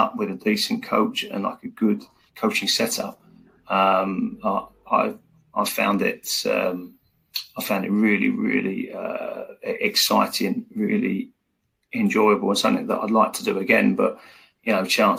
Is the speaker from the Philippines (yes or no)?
no; England, United Kingdom; I'm from England.